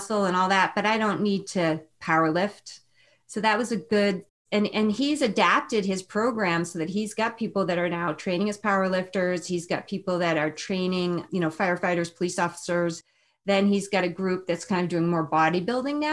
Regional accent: New England, United States; moved away as an adult; also born or lived in Chicago; now in Northern California, United States; I'm from New England. Before we started talking, I'm from Northern California, but I'm from New England

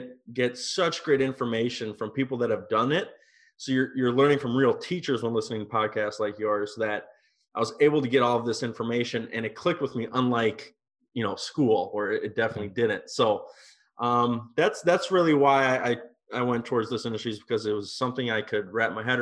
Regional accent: Minnesota, United States; moved away as an adult; also born or lived in Europe / Napa Valley, California; I'm from Minnesota, and right out of high school, I got involved in the wine industry.

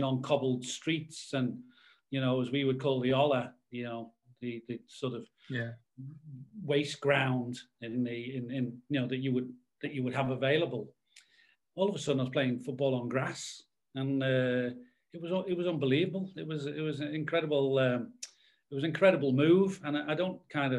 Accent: Liverpool, North West England, United Kingdom; I grew up in Everton.

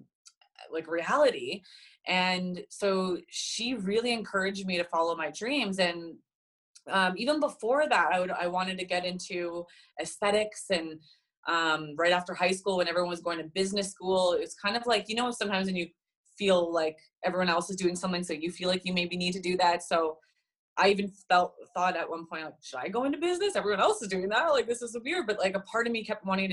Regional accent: Edmonton, Alberta, Canada; also born or lived in Cambridge, Ontario; now in Vancouver, Canada; I'm originally from Edmonton, Alberta. That's where I grew up. Born in Cambridge, Ontario, but I spent the majority of my upbringing in Edmonton, good old prairie land.

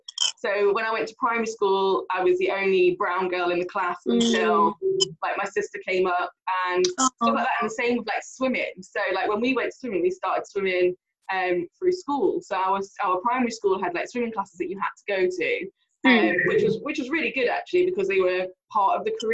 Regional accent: Derby, East Midlands, United Kingdom; I grew up in Spondon, a little tiny village in Derby.

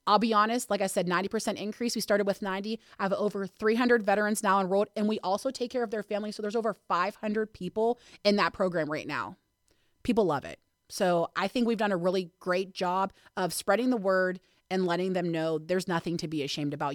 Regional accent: Hermitage, Pennsylvania, United States; also born or lived in Pittsburgh, Pennsylvania; I've been here since I was eight, so I guess I'm from here

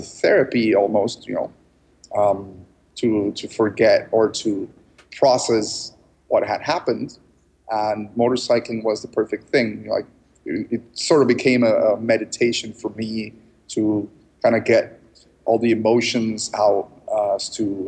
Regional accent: Mexico City, Mexico; also born or lived in United States / Canada / Austin, Texas; I was born in Mexico City, so I identify more with Mexico.

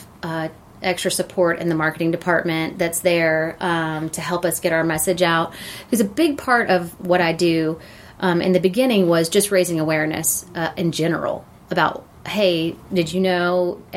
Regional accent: Gwinnett County, Georgia, United States; also born or lived in Athens, Georgia; So I was born and raised in Gwinnett County

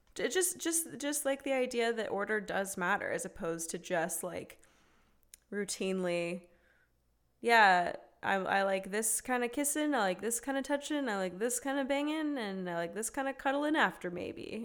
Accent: the South, United States; we as two women growing up in the South

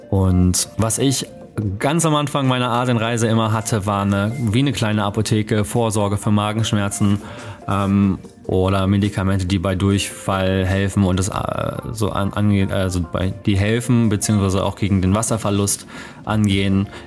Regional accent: Germany; Das habe ich auf jeden Fall auch als Deutscher mitgenommen

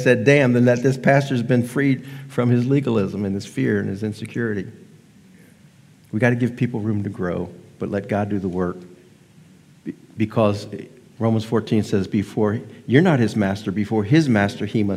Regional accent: near Baltimore, Maryland, United States; moved away; I grew up near Baltimore, Maryland

